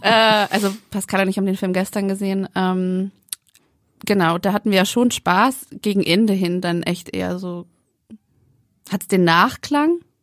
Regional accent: Frankfurt am Main, Hesse, Germany; ich komme aus Frankfurt am Main

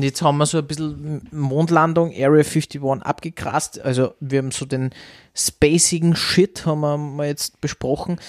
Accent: Austria; bei uns in Österreich

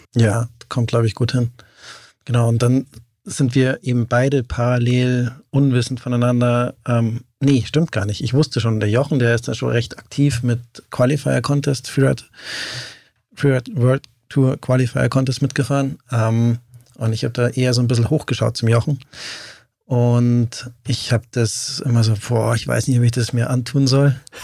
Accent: near Lake Starnberg, Bavarian Oberland, Germany; also born or lived in Benediktbeuern; bin im Oberland aufgewachsen

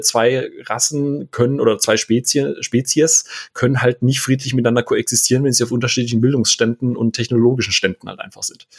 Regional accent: Karlsruhe, Baden-Württemberg, Germany; now in Bavaria, Germany; Ich komme hier ursprünglich gebürtig aus Karlsruhe

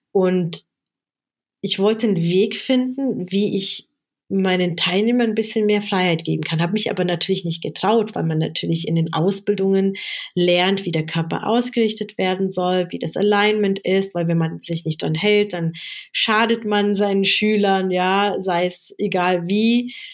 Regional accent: South Africa; now in Germany; Ich komme ja aus Südafrika und meine Familie war politisch sehr stark engagiert gegen das Apartheid-System damals.

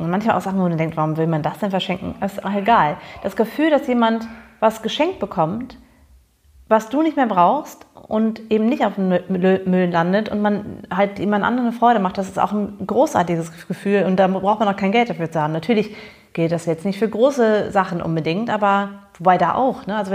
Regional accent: Bonn, North Rhine-Westphalia, Germany; Es gab nämlich einen Laden ähm, in Bonn, wo ich groß geworden bin, im amerikanischen Viertel, The Thrift Shop, also der Secondhand-Laden.

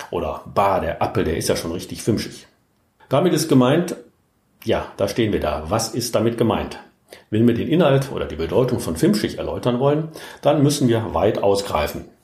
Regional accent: Rhineland, Germany; wir sind ja schließlich im Rheinland aufgewachsen, mit der Sprache sozialisiert worden und haben diese regionalen Besonderheiten von Anfang an kennengelernt.

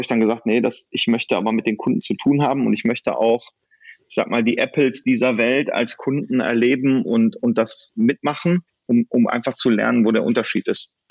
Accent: Solingen, North Rhine-Westphalia, Germany; moved away as an adult; also born or lived in Silicon Valley; Also ich habe meine Heimat in Solingen und dort sind auch meine Kinder zu Hause und dort werden wir bleiben.

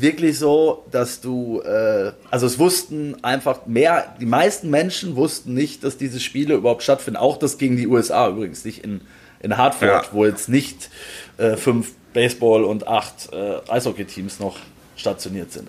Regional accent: Germany; wir kommen aus Deutschland

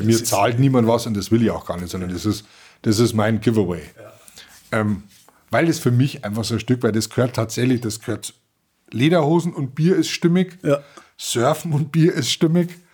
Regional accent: Germany; bei uns in Deutschland

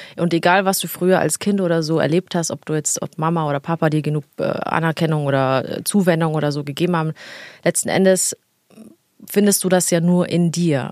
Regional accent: Italy; als Italienerin

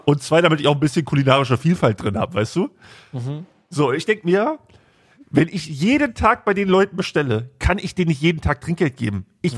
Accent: Braunschweig, Lower Saxony, Germany; bei uns in Braunschweig

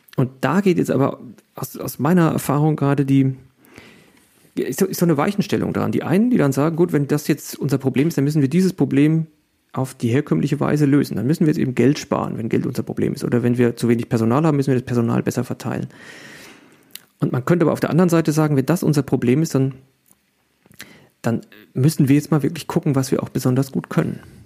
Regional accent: Germany; wir sind ja Deutsche

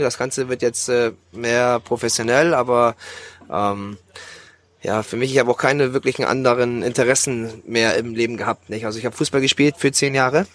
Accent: Bremerhaven, Bremen, Germany; moved away as an adult; now in Thailand; in meiner Heimatstadt Bremerhaven, wo ich geboren und aufgewachsen bin

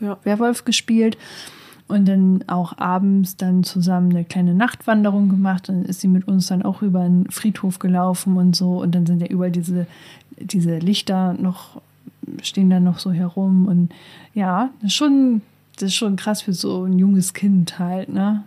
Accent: Northern Germany, Germany; now in Hildesheim, Germany; Ich komme ja auch aus dem Norden

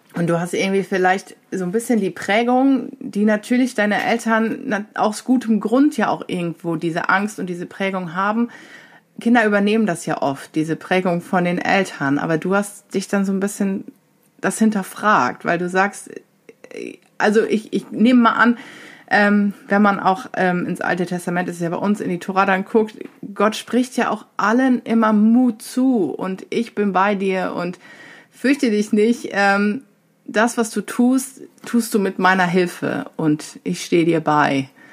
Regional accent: Diocese of Osnabrück, Lower Saxony, Germany; moved away; ich komme zwar aus dem Bistum Osnabrück

